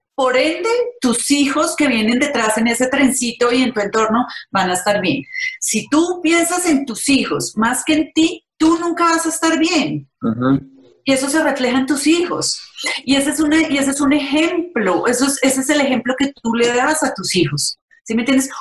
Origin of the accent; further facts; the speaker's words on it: Paisa, Antioquia, Colombia; yo soy paisa